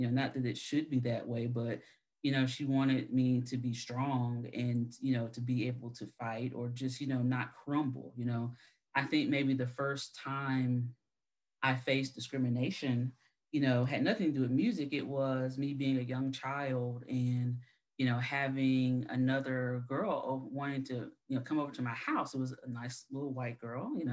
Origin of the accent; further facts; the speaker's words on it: South Carolina, United States; I'm from South Carolina, so I am in the South